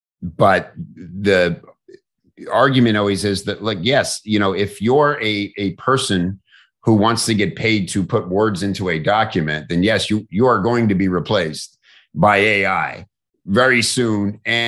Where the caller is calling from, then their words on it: St. Petersburg, Florida, United States; I'm in St. Petersburg, Florida.